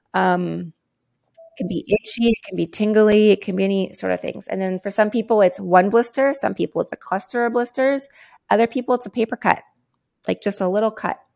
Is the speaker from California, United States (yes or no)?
yes; San Diego, California, United States; I grew up in San Diego, California